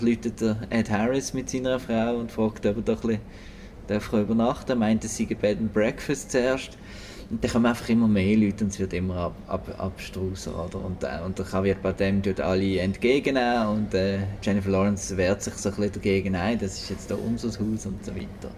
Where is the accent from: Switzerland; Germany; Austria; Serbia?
Switzerland; bei uns in der Schweiz